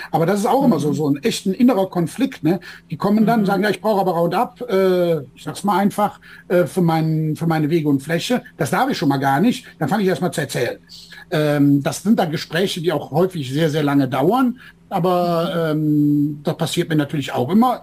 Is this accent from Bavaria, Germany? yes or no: no; Bergisches Land, North Rhine-Westphalia, Germany; Ich komme hier aus dem Rheinland, aus dem Bergischen